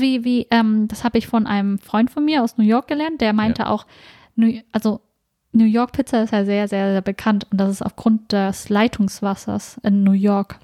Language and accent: German; Germany; wir sind uns hier in Deutschland aufgewachsen